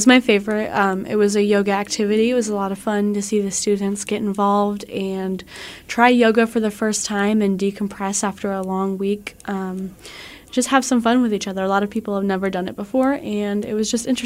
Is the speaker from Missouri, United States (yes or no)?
yes; Buckner, Missouri, United States; I'm from Buckner, Missouri